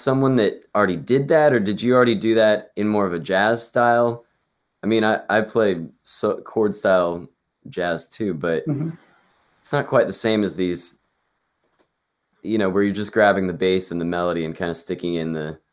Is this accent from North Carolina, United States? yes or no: yes; North Carolina, United States; moved away; also born or lived in Washington, D.C.; I grew up in North Carolina, and there's all this like bluegrass and folk music